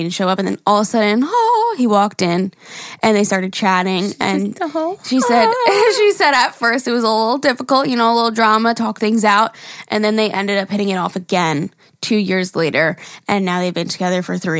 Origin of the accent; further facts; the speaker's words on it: Norway; English is a second language; now in Spain; I'm sorry that I forgot to include that I'm from Norway, but I live in Spain with my boyfriend and I also speak Spanish.